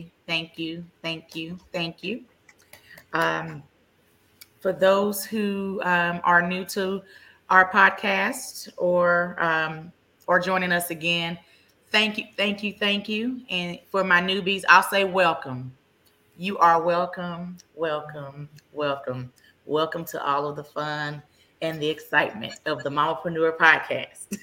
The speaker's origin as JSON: {"language": "English", "town": "Dallas", "region": "Texas", "country": "United States", "tie": "born or raised there", "said": "I am from the Dallas area, born and raised"}